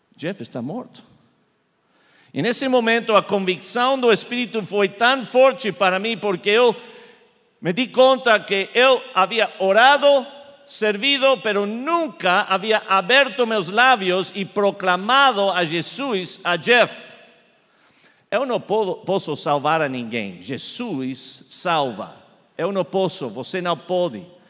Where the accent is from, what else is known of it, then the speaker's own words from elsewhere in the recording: Argentina; first language Spanish; Portuguese is a second language; now in Charlotte, United States; fui criado em Argentina falando eh, espanhol, então eh, eu estou aprendendo português